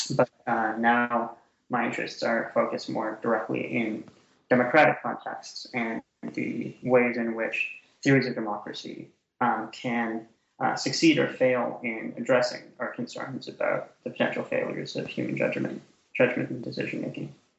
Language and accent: English; Canada; moved away; also born or lived in Ottawa, Ontario; I'm Canadian originally, so I um, did my undergraduate degree and my master's degree in Canada at Carleton University in Ottawa, Ontario.